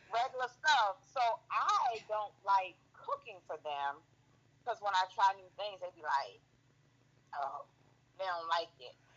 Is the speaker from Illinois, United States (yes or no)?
no; Savannah, Georgia, United States; moved away; I'm from Savannah.